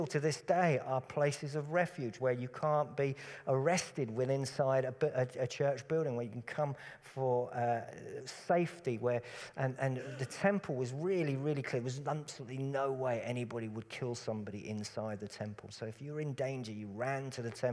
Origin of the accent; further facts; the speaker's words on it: Cambridgeshire, East of England, United Kingdom; When I grew up in Cambridgeshire, Cambridgeshire is very, very flat, very, very boring countryside